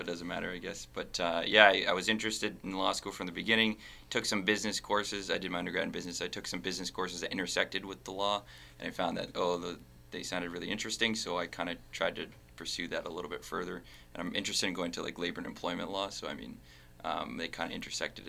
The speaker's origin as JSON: {"language": "English", "town": "Windsor", "region": "Ontario", "country": "Canada", "said": "I'm from Windsor, so it means a lot for me to be able to participate in an organization that gives back to my local community"}